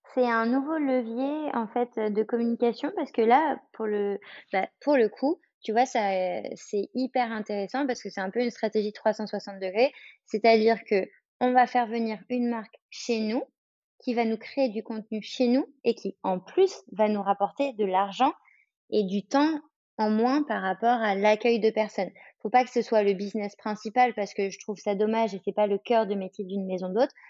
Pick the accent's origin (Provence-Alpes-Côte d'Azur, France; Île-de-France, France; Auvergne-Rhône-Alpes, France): Île-de-France, France; Paris; je suis parisienne, à Paris, il y a le bruit